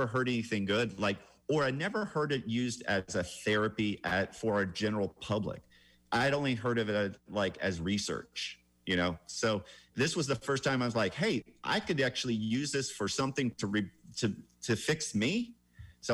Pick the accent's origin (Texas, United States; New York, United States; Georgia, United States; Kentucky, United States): Georgia, United States; Atlanta; I'm from Atlanta, which actually is a very clean city compared to say Bangkok.